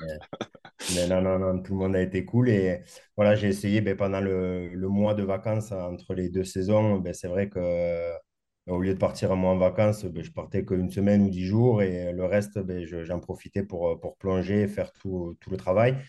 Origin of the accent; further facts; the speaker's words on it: Castres, Occitania, France; moved away as an adult; also born or lived in Morbihan / Perpignan; j'ai grandi à Castres, donc un peu loin de la mer